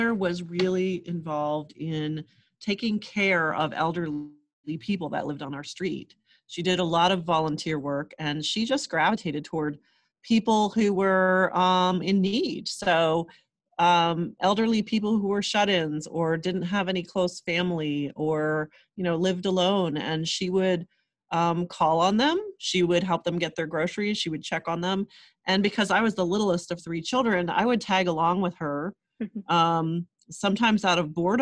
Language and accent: English; Erie, Pennsylvania, United States; moved away; I grew up in Erie, Pennsylvania, and the other side of the state from Philadelphia